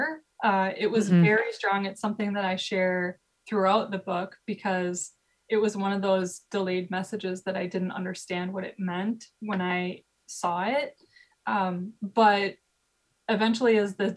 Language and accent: English; Midwest, United States; growing up in the Midwest